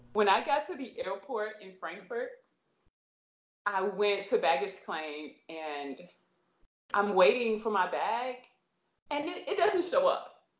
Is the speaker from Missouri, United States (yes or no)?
yes; St. Louis, Missouri, United States; I am from St. Louis, Missouri